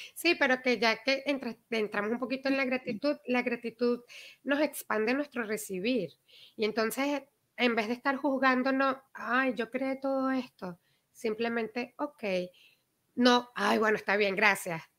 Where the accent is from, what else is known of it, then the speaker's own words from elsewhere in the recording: Venezuela; moved away; Nosotros que mm. venimos de Venezuela